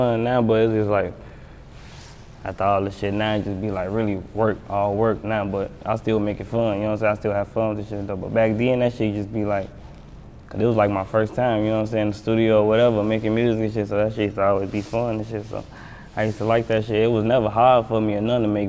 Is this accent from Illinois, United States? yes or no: yes; Chicago, Illinois, United States; I'm from the South Side, from the Hunters